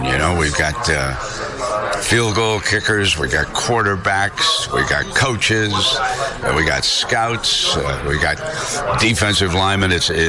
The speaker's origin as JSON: {"language": "English", "town": "Billings", "region": "Montana", "country": "United States", "tie": "born or raised there", "moved": "yes", "said": "when I was growing up in Billings"}